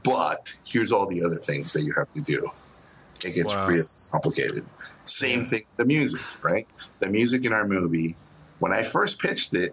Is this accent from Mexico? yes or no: yes; northern border, Mexico; I grew up in Mexico. I'm from the border.